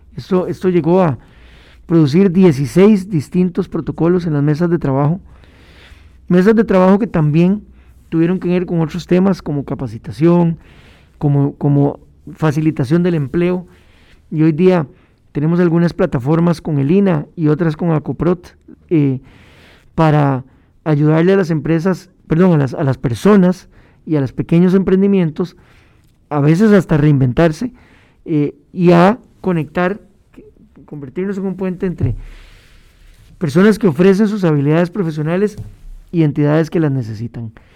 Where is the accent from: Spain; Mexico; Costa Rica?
Costa Rica; como costarricenses